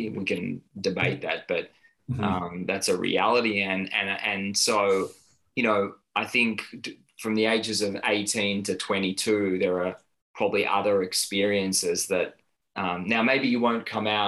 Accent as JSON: {"language": "English", "town": "Tel Aviv", "region": "Tel Aviv District", "country": "Israel", "tie": "born or raised there", "moved": "as an adult", "lives_now": "Melbourne, Australia", "said": "I was born in Tel Aviv and spent a large chunk of my childhood there and served in the military"}